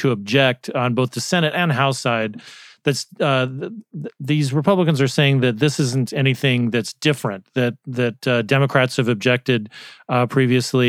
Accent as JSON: {"language": "English", "region": "Arizona", "country": "United States", "tie": "born or raised there", "said": "my home state of Arizona"}